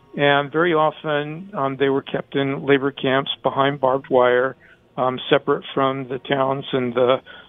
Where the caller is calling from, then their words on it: California, United States; Well, I live in California. I live in the Bay Area.